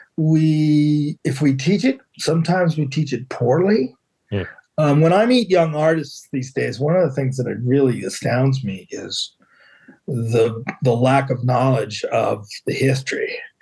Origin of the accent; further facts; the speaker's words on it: Philadelphia, Pennsylvania, United States; now in Cape Cod, United States; I grew up in Philadelphia, so I, ah. I, that's why I live on the Cape